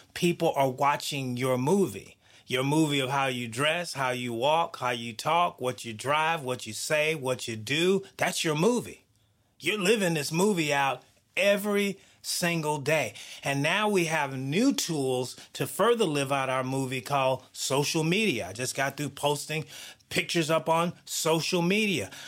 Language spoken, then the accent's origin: English; the South, United States; I grew up in the South